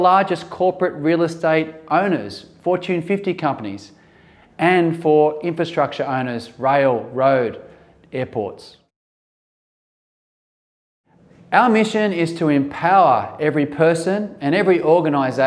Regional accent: Sydney, New South Wales, Australia; here in my hometown in Sydney

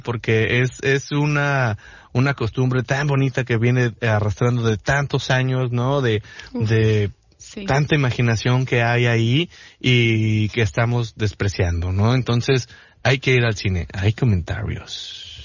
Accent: Mexico; also born or lived in Los Cabos, Baja California Sur; como mexicanos, como sociedad de, eh, hablo por los cabos, ¿no? Como ciudadano responsable de aquí

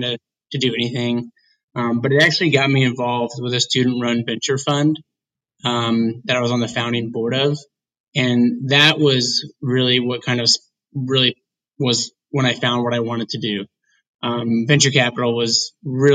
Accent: Indiana, United States; I am from Indiana.

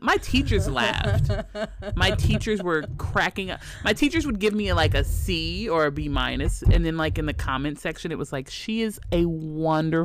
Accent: Terre Haute, Indiana, United States; I grew up in a very small town, Terre Haute. It's like southern Indiana

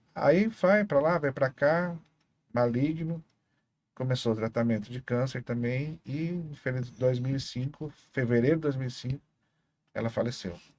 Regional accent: Foz do Iguaçu, Paraná, Brazil; eu lembro vagamente quando eu nasci, meu pai ainda trabalhava no Hotel das Cataratas. É, e depois veio morar na Vila Holanda. Ali nós moramos um tempo até que construiu a churrascaria

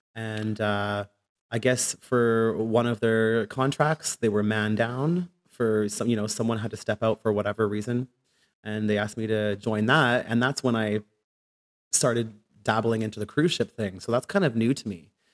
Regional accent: Ottawa, Ontario, Canada; moved away as an adult; also born or lived in England; now in Vancouver, Canada; when I went back to Canada, I went to high school in Ottawa

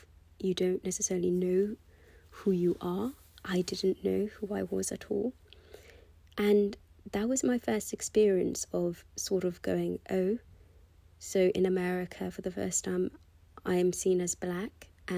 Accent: United Kingdom; accent: British; I worked so hard to lose my British accent, and I did actually sort of accomplish that. It's only that recently, since I've moved back to London, that I've sort of allowed myself to go back to my British accent.

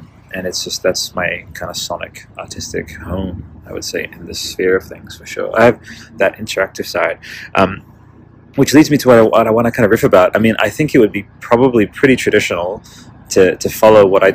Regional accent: Canberra, Australian Capital Territory, Australia; not too far from like Canberra, my hometown

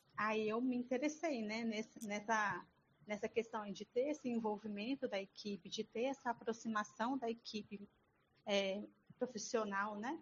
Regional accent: Espírito Santo, Brazil; Eu sou do Espírito Santo, da cidade de Tevinhares

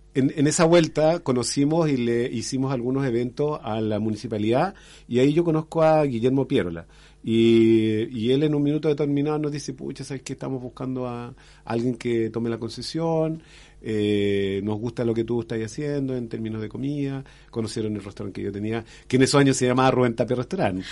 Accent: Renca, Santiago Metropolitan Region, Chile; moved away as an adult; also born or lived in Independencia / Maule; now in Curicó, Chile; yo nací en Independencia, pero me crié en, en, Renca, que queda al lado

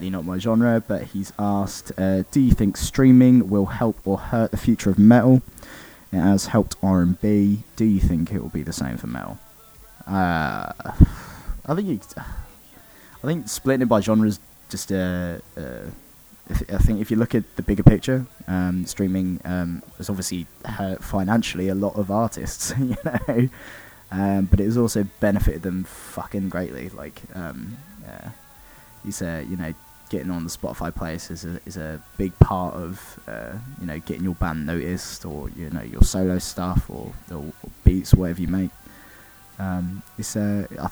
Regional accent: Oxford, South East England, United Kingdom; we're from Oxford

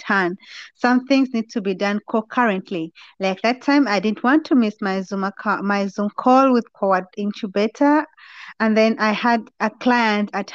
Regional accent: Uganda; now in Netherlands; I come from Uganda originally, and right now I stay in the Netherlands.

